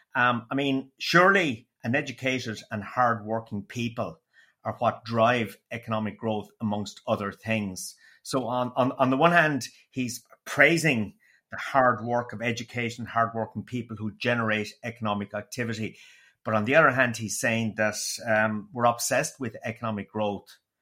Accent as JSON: {"language": "English", "area": "Waterford", "region": "Munster", "country": "Ireland", "accent": "Waterford", "said": "it was a beautiful, dulcet Waterford accent"}